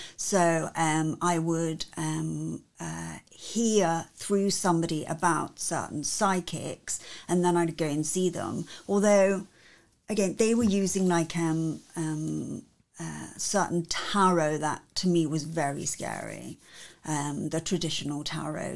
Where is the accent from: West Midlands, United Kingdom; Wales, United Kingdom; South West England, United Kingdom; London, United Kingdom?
South West England, United Kingdom; Cornwall; I was born and bred in Cornwall in England, and in Cornwall, our symbol is the Cornish pixie.